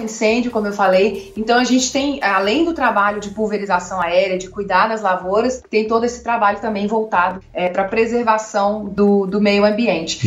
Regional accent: Contagem, Minas Gerais, Brazil; accent: mineiro; moved away as an adult; also born or lived in Belo Horizonte; now in United States; Eu nasci em Belo Horizonte, mas cresci em Contagem

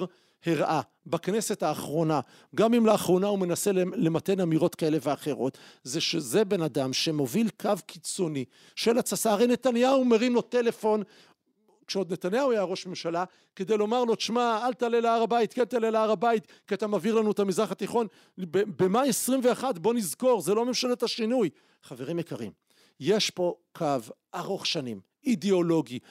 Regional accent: Israel; also born or lived in Jerusalem; אני גדלתי בציונות הדתית בחיפה ובירושלים הקלאסית

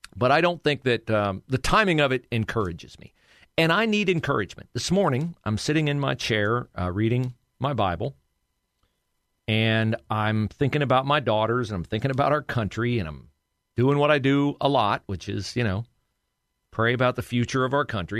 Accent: Ohio, United States; also born or lived in Miami, Florida / Columbus, Ohio; I'm an Ohio boy, but I'd worked in Miami, Florida for a while

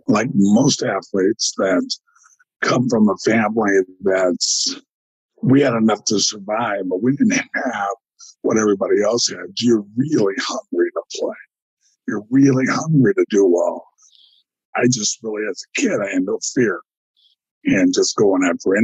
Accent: Elk Grove, California, United States; I grew up in California. I went to this high school, Elk Grove, California

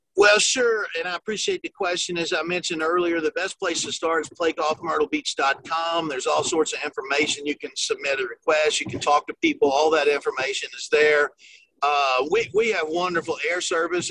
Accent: South Carolina, United States; also born or lived in Tennessee; I grew up in the state of South Carolina. I was born in Tennessee. My family's from that area, but my my dad's job took him to to the Carolinas, and I was like in the second grade

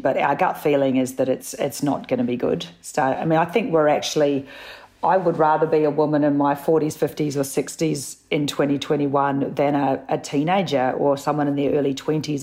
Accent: New Zealand; also born or lived in Sydney; now in Melbourne, Australia; I'm a Kiwi

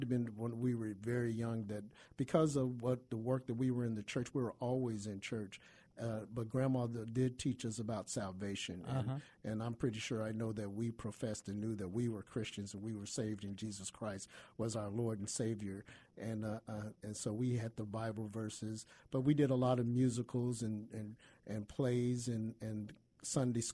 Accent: Kansas City, Missouri, United States; moved away; I was born and raised in Kansas City

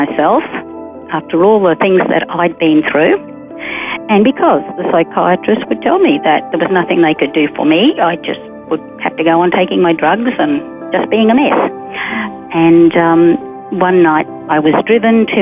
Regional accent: Rockhampton, Queensland, Australia; also born or lived in Mount Morgan, Queensland; I was born in a small mining town, Mount Morgan, in central Queensland, and I grew up in Rockhampton.

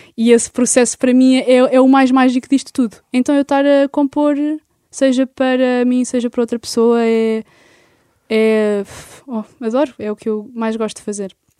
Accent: Lisbon, Portugal; also born or lived in Algés; eu sou de Lisboa, eu estou aqui e vivo aqui.

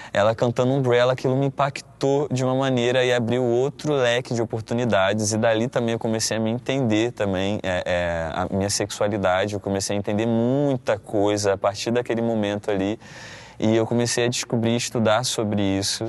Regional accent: Paracambi, Rio de Janeiro, Brazil; Eu sou de Paracambi, Paracambi, uma cidade, a última cidade da Baixada Fluminense do Rio.

